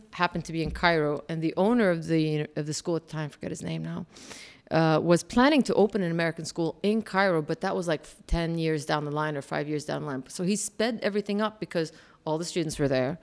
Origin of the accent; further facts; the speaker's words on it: Kuwait; moved away; also born or lived in Jordan / Alabama; I was Jordanian, but born and raised in Kuwait. All I knew was really Kuwait